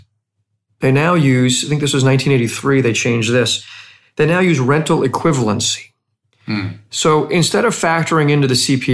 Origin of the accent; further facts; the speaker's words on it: United States; as an American